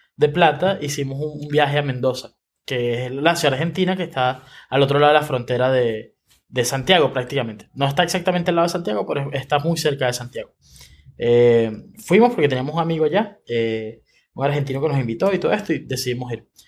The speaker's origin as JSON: {"language": "Spanish", "country": "Venezuela", "moved": "as an adult", "lives_now": "Chile", "said": "cuando yo me mudé a Chile, eh, como muchos venezolanos lo hice"}